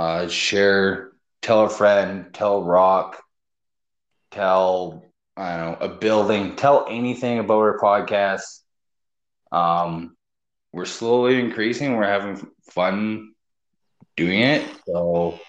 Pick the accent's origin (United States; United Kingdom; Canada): Canada; Me being Canadian